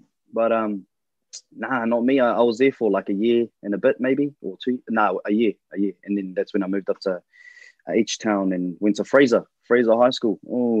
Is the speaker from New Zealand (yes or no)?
yes; Porirua, Wellington, New Zealand; also born or lived in Christchurch; So I was born in Christchurch and lived half of my life in Wellington. I was brought up in this place called Porirua. P-Town, baby.